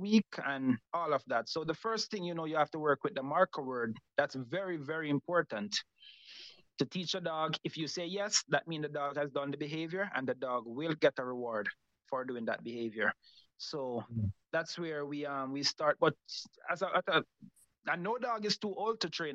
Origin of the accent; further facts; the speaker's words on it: Montego Bay, Saint James, Jamaica; Grew up in Montego Bay, Jamaica. Started um, grew up in the con- born in the country, grew up in the country